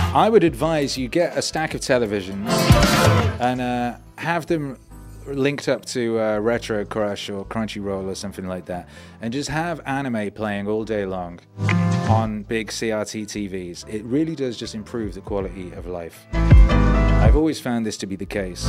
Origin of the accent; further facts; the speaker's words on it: Wales, United Kingdom; first language English; also born or lived in West Midlands; now in Mexico; I was born in the West Midlands and we moved to Wales, which is a different country with a different language, uh, when I was like two or something